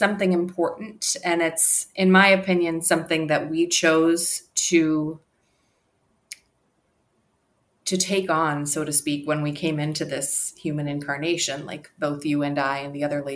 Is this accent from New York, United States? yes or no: yes; New York, United States; now in Los Angeles, United States; I am joining you from Los Angeles, but I'm originally from New York